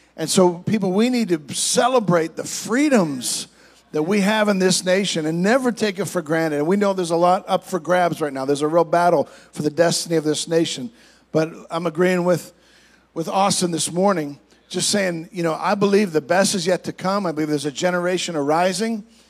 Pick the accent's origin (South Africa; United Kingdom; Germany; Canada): Canada; moved away as an adult; now in United States; I'm originally from Canada, I'm an American citizen as well, but, but I grew up in Canada, so I have a different perspective. Came down here when I was 21 years old